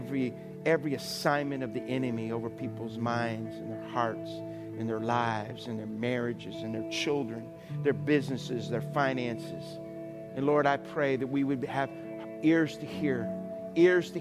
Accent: South Louisiana, United States; I grew up in South Louisiana

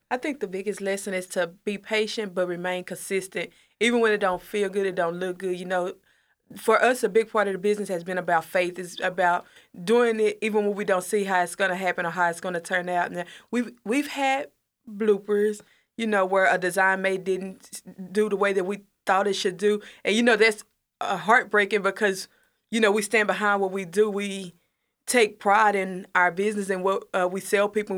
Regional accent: Corsicana, Texas, United States; also born or lived in Mahia; I'm originally from Mahia, but I moved to Corsicana when I was about eight. I've been here ever since

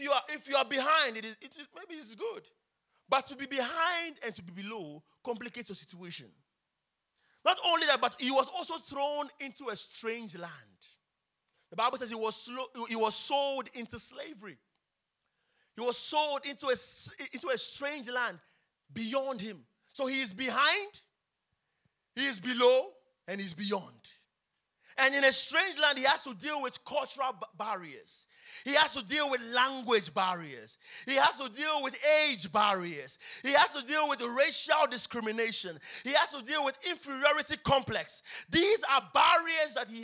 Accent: Accra, Greater Accra, Ghana; I was born in Kolebu

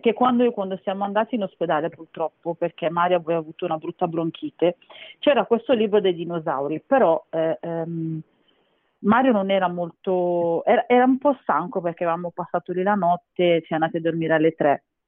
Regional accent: Castellammare di Stabia, Campania, Italy; now in Milan, Italy; noi veniamo dalla provincia di Napoli, Castellammare

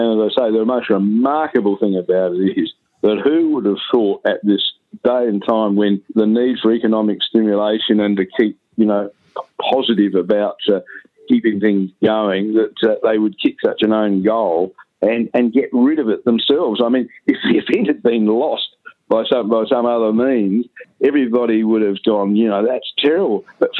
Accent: Adelaide, South Australia, Australia; born there; also born or lived in Melbourne / Brisbane / Perth; But I was born in Adelaide, and, I mean, Adelaide has been known as a bit of a sleepy village

